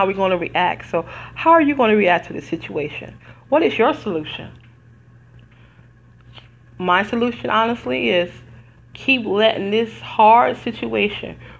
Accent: Detroit, Michigan, United States; moved away; also born or lived in Las Vegas, Nevada; I'm from Detroit originally

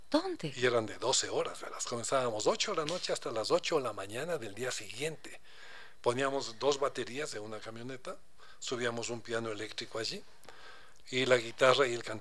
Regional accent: Quito, Pichincha, Ecuador; Somos enamorados de Quito, viví otro Quito lindo, lindo.

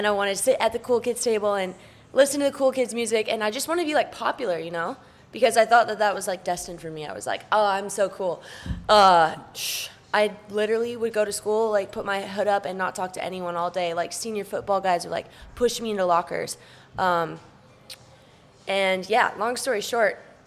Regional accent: Vail, Colorado, United States; moved away; Growing up in Vail was an absolute dream

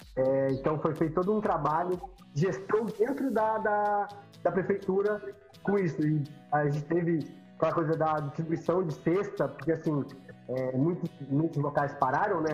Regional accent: São Paulo, Brazil; eu sou de São Paulo

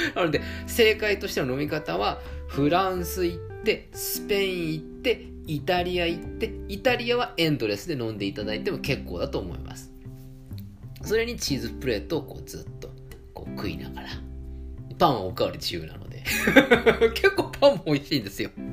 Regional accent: Tokyo, Japan; 江戸っ子なんでね

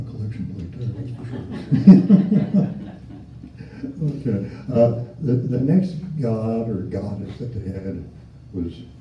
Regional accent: Indiana, United States; I came from Indiana. We had to go down more than three feet to, to do that kind of stuff, you know.

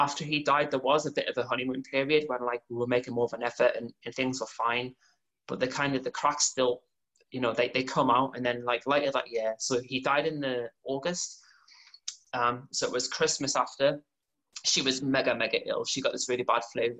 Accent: North Shields, North East England, United Kingdom; I'm from North Shields

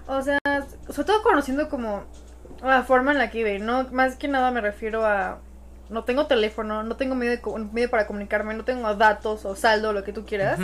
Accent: Mexico; los mexicanos somos

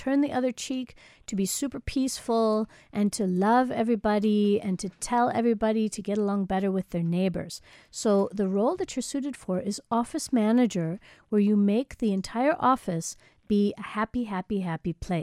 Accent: United States; moved away as an adult; now in South Africa; I'm American, but I've lived here now 14 years.

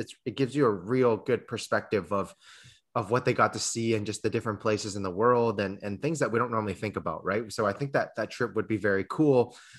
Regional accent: Canada; even though I am Canadian

